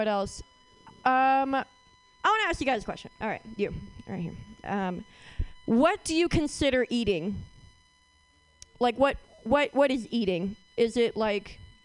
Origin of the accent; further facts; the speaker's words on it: Oakland, California, United States; I am from Oakland, and I went to Skyline.